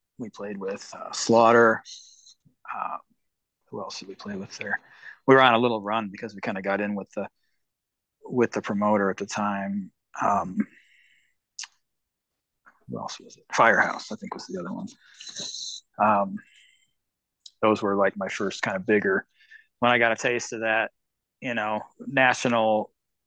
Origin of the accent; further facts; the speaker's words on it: Michigan, United States; I grew up in Michigan, so my first probably, I don't know, 10, 12 years was up in the St. Joe area clubs